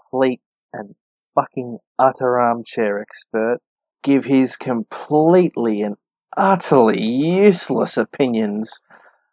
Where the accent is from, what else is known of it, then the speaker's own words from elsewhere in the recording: Melbourne, Victoria, Australia; I'm from the western suburbs of Melbourne in Australia